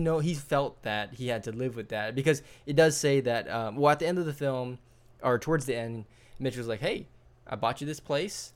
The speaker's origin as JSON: {"language": "English", "region": "Hawaii", "country": "United States", "tie": "born or raised there", "said": "I grew up in Hawaii"}